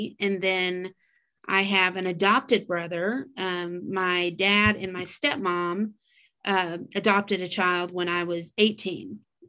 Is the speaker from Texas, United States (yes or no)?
yes; Texas, United States; I quit beef. That almost eliminates me as a Texan